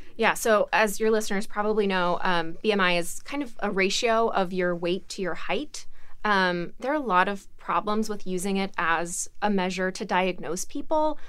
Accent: Alabama, United States; I'm from Alabama

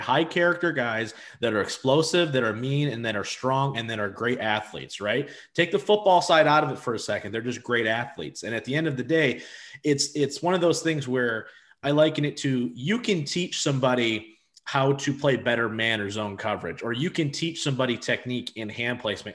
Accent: Madison Heights, Michigan, United States; I'm from Madison Heights

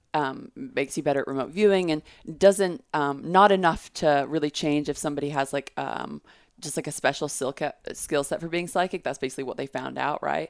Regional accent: Texas, United States; I grew up in Texas

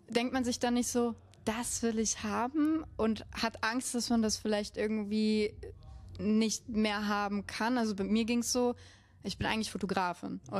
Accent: Munich, Bavaria, Germany; Ich bin Münchner, deswegen darf ich das.

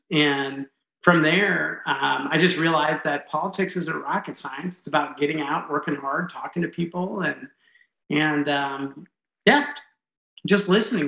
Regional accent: Lincoln, Nebraska, United States; So I grew up in a military family, both my mom and father. My mom was born in Omaha. I grew up in Lincoln.

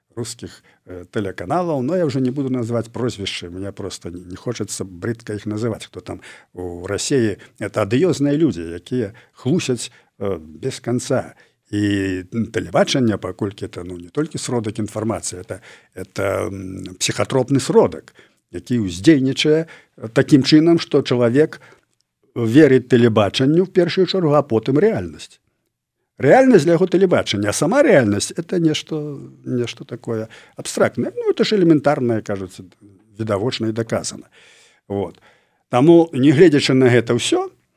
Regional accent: Belarus; мы беларусы

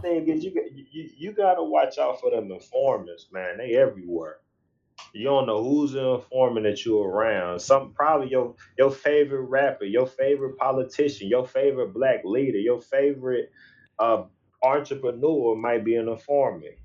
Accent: St. Louis, Missouri, United States; we we from Missouri, we in St. Louis

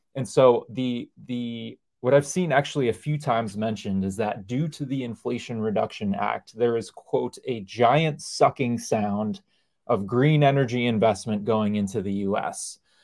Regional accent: New York, United States; I grew up in New York

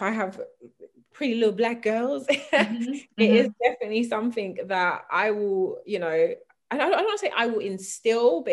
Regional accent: London, United Kingdom; I grew up in South London

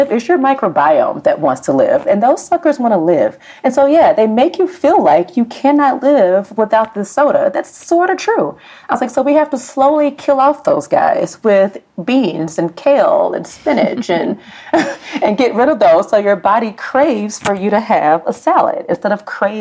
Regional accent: Birmingham, Alabama, United States; I'm from Birmingham, Alabama. It is the land of all things fried and all things are soaked in butter

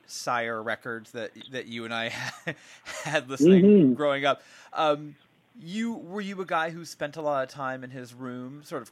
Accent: San Francisco, California, United States; I'm from San Francisco

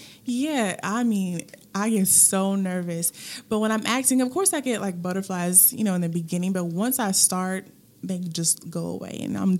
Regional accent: Germany; born there; also born or lived in Hawaii; I am an Army brat, so I was born in Germany, and I've lived different places all over

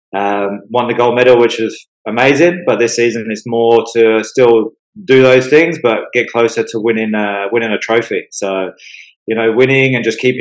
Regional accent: England, United Kingdom; now in Australia; I'm also from England

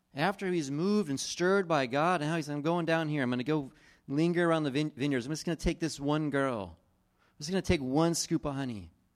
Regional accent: East Coast, New Jersey, United States; I grew up on the East Coast, and we would travel from New Jersey to Florida or North Carolina

